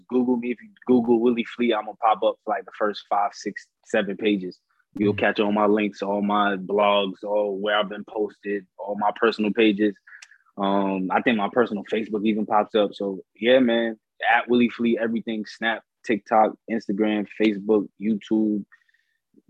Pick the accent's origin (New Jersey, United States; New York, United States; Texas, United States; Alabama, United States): New York, United States; New York City; I'm from Brooklyn